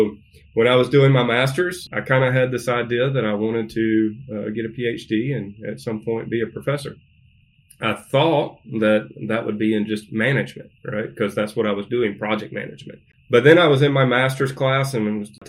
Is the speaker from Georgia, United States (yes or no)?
yes; Statesboro, Georgia, United States; moved away as an adult; now in Northwest Arkansas, United States; I'm from Georgia, born and raised, Southeast Georgia, about a little town called Statesboro, Georgia